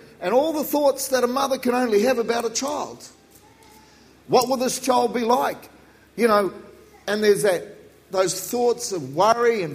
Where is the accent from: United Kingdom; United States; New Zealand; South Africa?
New Zealand; I'm a Kiwi, mate, we say Vance